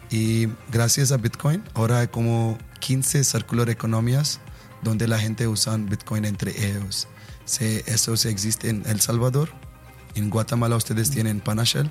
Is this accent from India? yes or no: yes; India; Spanish is a second language; soy de la India